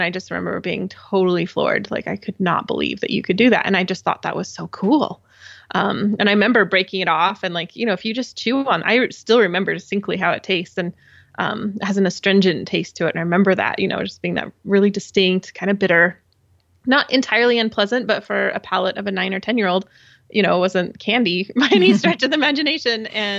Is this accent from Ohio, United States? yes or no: no; Utah, United States; I grew up in Southern Utah, and my dad and I went on kind of a, it must have been some kind of guided hike.